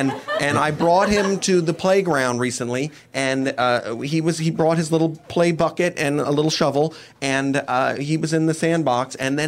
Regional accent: New York, United States; Anyway, we are from New York.

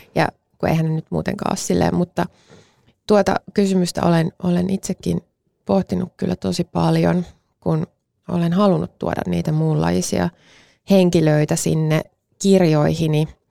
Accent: Mäntsälä, Uusimaa, Finland; mä kasvoin Mäntsälässä

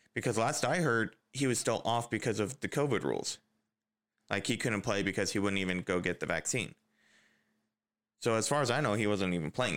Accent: United States; As an American

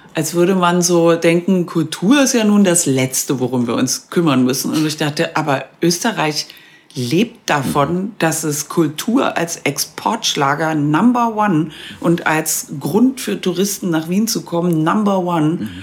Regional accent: West Germany, Germany; now in Vienna, Austria; für mich dann irgendwie die Heimat Westdeutschland aus den 70er Jahren

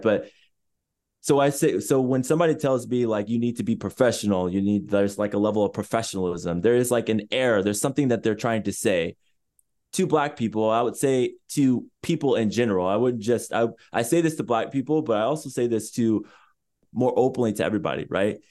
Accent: Chula Vista, California, United States; So I was born in San Diego, California, in a city more specifically called Chula Vista, which is less than ten minutes away from the border

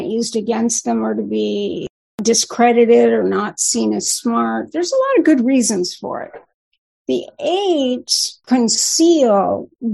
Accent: Newport Beach, California, United States; now in Bay Area, United States; I grew up in Newport Beach

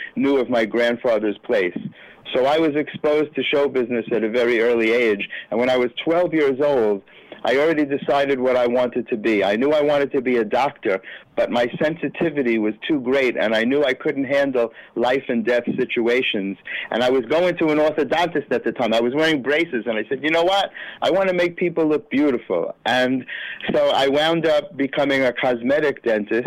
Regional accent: New York City, New York, United States; also born or lived in Yonkers; I was born in the Bronx, where I was raised until my family moved to Yonkers. But mostly I'm a Bronx boy.

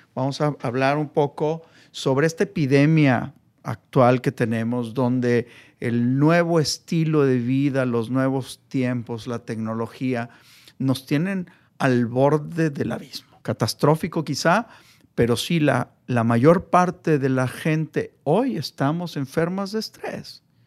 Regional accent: Mexico; mi labor como, como mexicano

